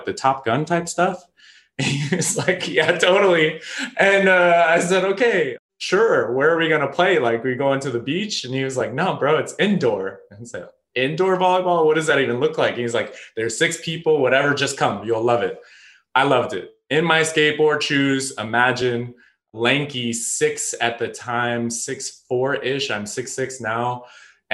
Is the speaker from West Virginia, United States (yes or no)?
no; Chicago, Illinois, United States; also born or lived in Colorado / Evanston, Illinois; I grew up in Chicago after I was born in Colorado